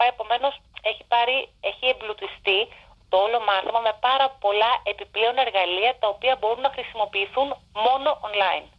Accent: Aigio, West Greece, Greece; moved away as an adult; now in London, United Kingdom; Κατάγομαι, καλά είμαι από την Ελλάδα και κατάγομαι από το Αίγυο. Στο Αίγυο δηλαδή έχω μεγαλώσει

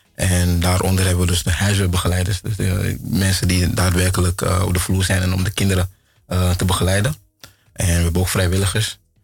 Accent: Ghana; now in Netherlands; ik kom uit Ghana

